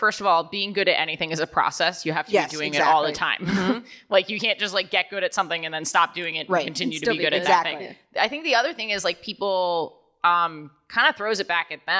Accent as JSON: {"language": "English", "region": "New York", "country": "United States", "tie": "born or raised there", "said": "I grew up here in New York."}